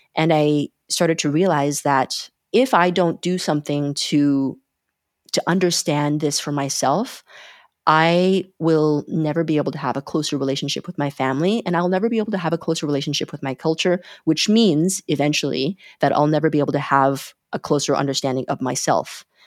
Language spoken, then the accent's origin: English; Calgary, Alberta, Canada; moved away as an adult; also born or lived in China / Montreal, Canada; now in Berlin, Germany; I was born in China in nineteen eighty-four, and I immigrated with, uh, with my parents to Canada when I was six, and, uh, grew up in, in Calgary in Canada